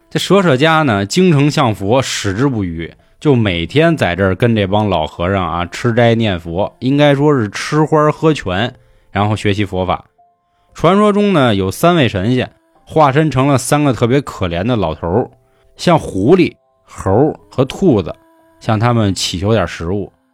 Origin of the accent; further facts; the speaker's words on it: Beijing, China; 咱们北京人的守护神兔儿爷